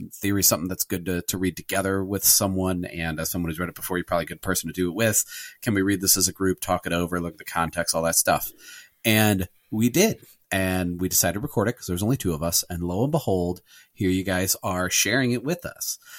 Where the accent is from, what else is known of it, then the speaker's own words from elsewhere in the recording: United States; as an American Catholic